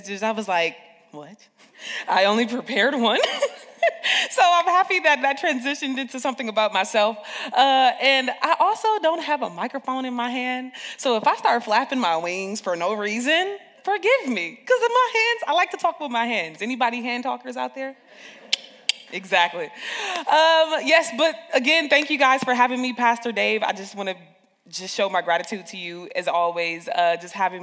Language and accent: English; Peoria, Illinois, United States; moved away; also born or lived in Chicago, Illinois; I'm raised in Peoria, Illinois. I was raised in Taft Homes, Northside, Peoria